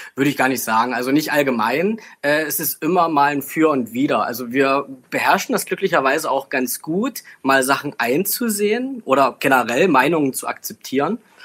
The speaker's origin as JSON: {"language": "German", "town": "Bautzen", "region": "Saxony", "country": "Germany", "said": "ich bin ja äh, bekanntlich aus der Bautzner Region"}